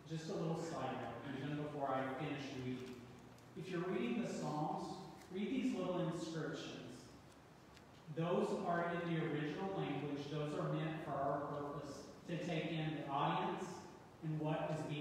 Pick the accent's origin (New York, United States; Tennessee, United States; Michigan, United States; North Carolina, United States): Tennessee, United States; East; Growing up in East Tennessee was a joy. I got to step out my back door and take hikes up in the mountain